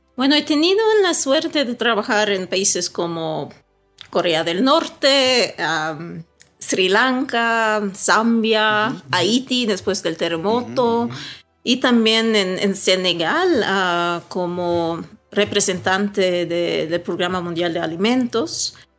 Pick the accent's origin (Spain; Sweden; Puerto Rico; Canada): Sweden; moved away as an adult; also born or lived in Caracas, Venezuela; now in Ecuador; yo crecí en Suecia